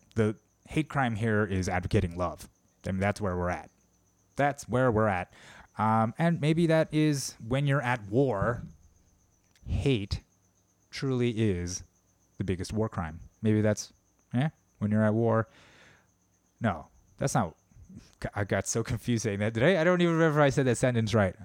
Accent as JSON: {"language": "English", "country": "United States", "said": "I'm Korean American"}